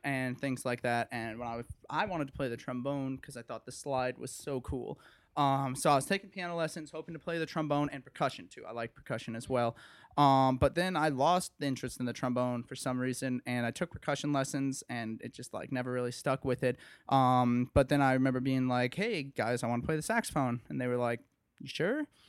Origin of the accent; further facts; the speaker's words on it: Okemos, Michigan, United States; moved away as an adult; now in Evanston, United States; I was born in Okemos, Michigan, which is right outside of East Lansing, Michigan